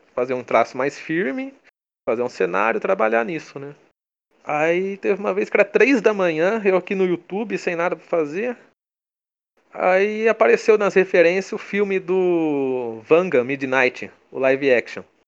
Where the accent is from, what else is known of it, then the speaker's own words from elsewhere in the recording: Brazil; accent: caipira; meu sotaque caipira